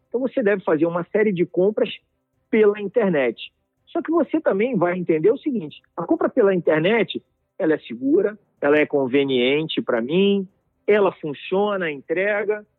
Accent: Brazil; nós aqui como brasileiros e como indústria

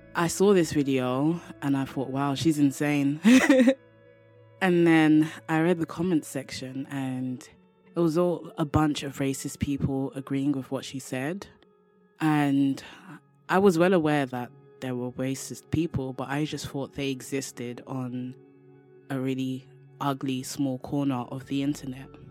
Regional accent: London, United Kingdom; from London, England

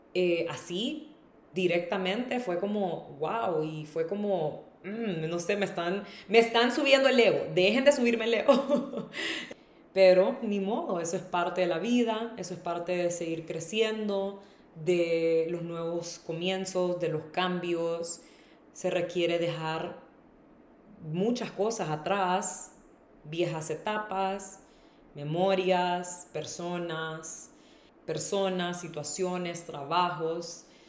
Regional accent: Honduras; moved away as an adult; also born or lived in Tegucigalpa; now in Madrid, Spain; irme de Honduras

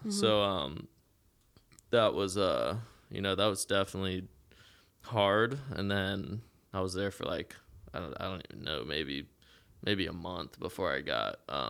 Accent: Eau Gallie, Florida, United States; where me and my dad moved beachside because I grew up in Ogalley and stuff.

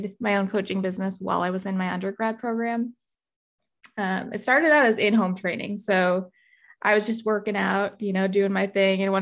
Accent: Massachusetts, United States; moved away as an adult; also born or lived in Arizona; So I grew up in Massachusetts. And then when I was 18, I moved to Arizona to go to school

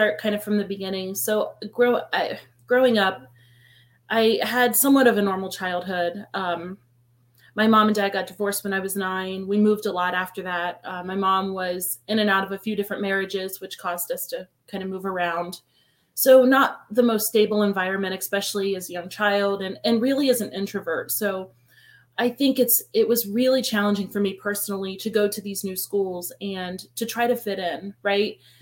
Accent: Columbus, Ohio, United States; I was born and raised in Columbus, Ohio. Lived here my whole life.

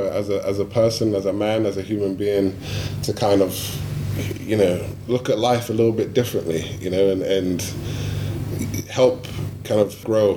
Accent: London, United Kingdom; moved away; my hometown

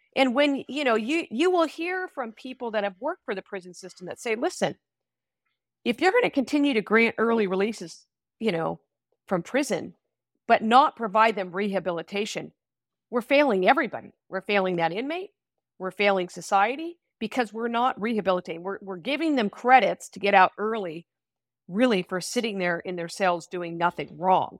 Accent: Sacramento, California, United States; also born or lived in Solano County; I grew up in Sacramento, so I wanted to come home eventually

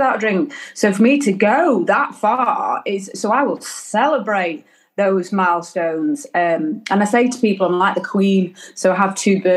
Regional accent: Derbyshire, High Peak, East Midlands, United Kingdom; I come from Derbyshire, High Peak, so up north.

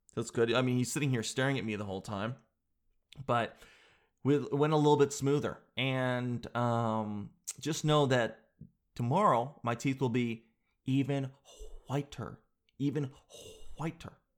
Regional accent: Canada; being all Canadian

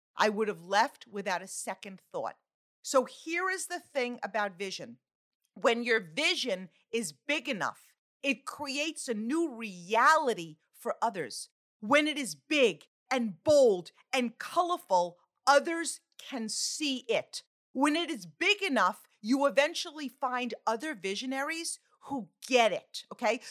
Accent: Long Island, New York, United States; now in New Jersey, United States; I live in New Jersey, okay? but, like, I'm from Long Island

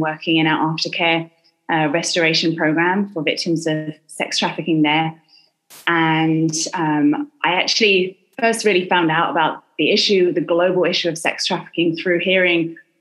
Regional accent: London, United Kingdom; moved away as an adult; also born or lived in Southern California; now in United States; I am from London in England

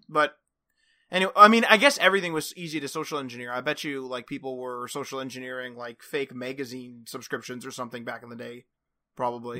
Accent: Canada; we're Canadian

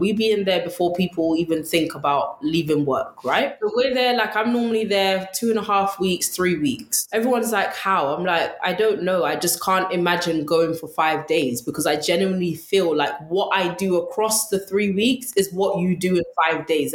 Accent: London, United Kingdom; I actually went to school in Ladbroke Grove. So I'm originally from West London.

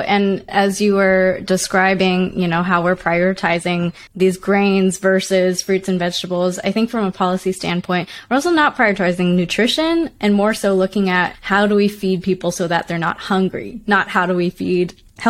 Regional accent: Canada; now in United States; As a Canadian, when I came to the States

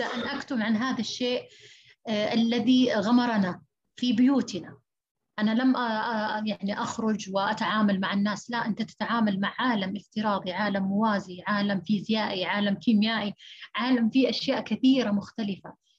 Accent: Saudi Arabia; فإحنا عندنا في السعودية

